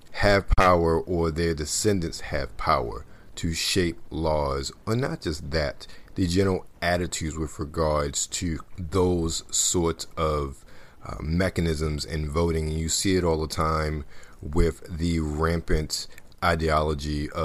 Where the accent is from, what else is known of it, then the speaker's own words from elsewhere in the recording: Baltimore, Maryland, United States; I grew up in Baltimore City